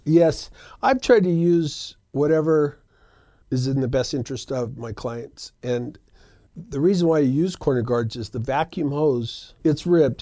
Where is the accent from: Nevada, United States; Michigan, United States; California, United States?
Nevada, United States; Reno; we've been in the business for over twenty years in Reno. I'm a local, born and raised right here. So this is my hometown